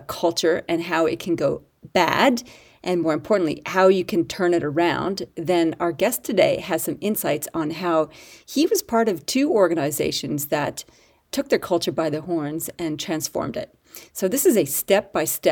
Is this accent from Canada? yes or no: yes; Canada; now in Australia; I am your Canadian-Australian